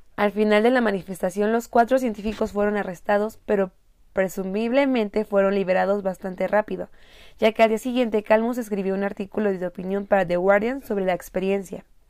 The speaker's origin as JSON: {"language": "Spanish", "town": "Morelia", "region": "Michoacán", "country": "Mexico", "said": "Yo soy de Morelia, es una ciudad que se denomina con el clima"}